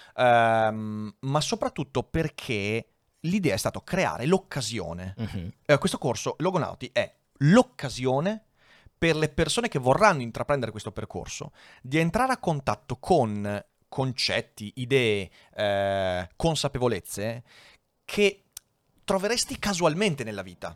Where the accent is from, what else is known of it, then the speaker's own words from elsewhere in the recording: Veneto, Italy; accent: Venetian (cadenza veneta); la mia cadenza veneta